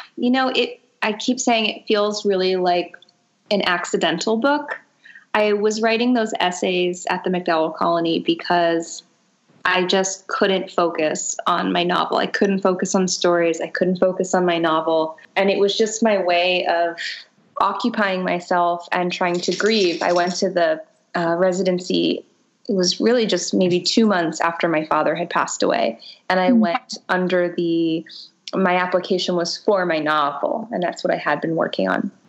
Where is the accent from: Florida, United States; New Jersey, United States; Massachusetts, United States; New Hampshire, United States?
Florida, United States; Boca Raton; growing up in Boca Raton, Florida, in a privileged Jewish family